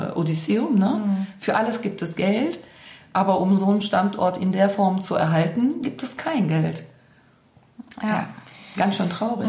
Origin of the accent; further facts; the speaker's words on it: Cologne, North Rhine-Westphalia, Germany; ich bin hier in Zollstock groß geworden